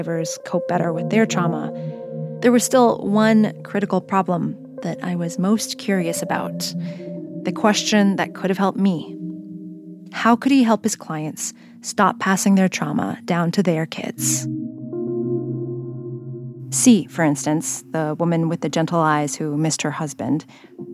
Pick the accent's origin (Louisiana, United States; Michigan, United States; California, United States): California, United States; San Jose; Where I grew up in San Jose, so many of our parents had fled conflict and poverty